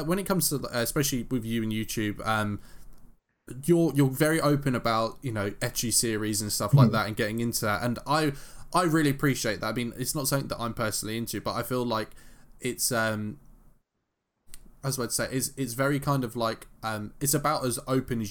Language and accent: English; London, United Kingdom; growing up in London